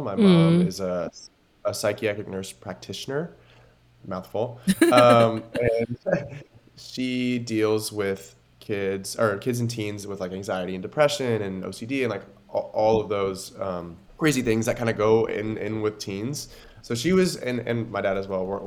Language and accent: English; Oregon, United States; I grew up in Oregon